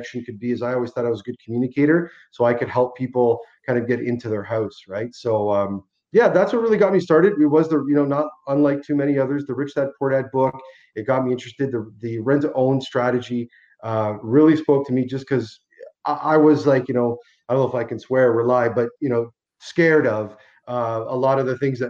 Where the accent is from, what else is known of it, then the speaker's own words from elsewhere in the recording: Hamilton, Ontario, Canada; I was born and raised in Hamilton, Ontario from Italian immigrants that came over in the mid-60s